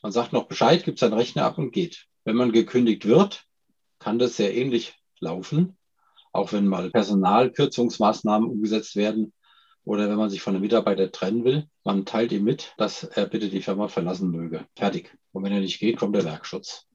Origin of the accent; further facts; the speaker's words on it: Germany; als, als Deutscher